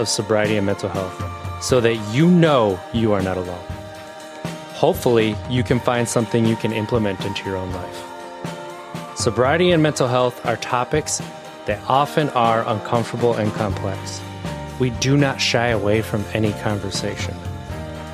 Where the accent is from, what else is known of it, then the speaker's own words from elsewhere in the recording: Wisconsin, United States; I grew up in Wisconsin, 36 years